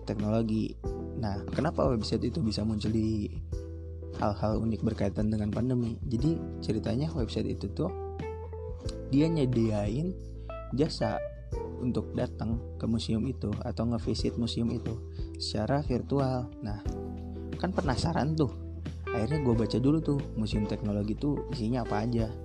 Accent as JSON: {"language": "Indonesian", "town": "Kuningan", "region": "West Java", "country": "Indonesia", "said": "gara-gara corona kan pulang gitu ke asal daerah gue gitu kan gue orang kuningan nah gue pulang"}